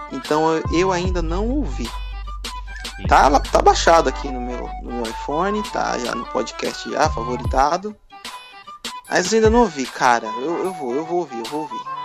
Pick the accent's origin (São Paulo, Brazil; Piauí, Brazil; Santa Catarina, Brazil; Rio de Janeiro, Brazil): São Paulo, Brazil; interior of São Paulo state, Brazil; Eu não sou paulistano, paulista do interior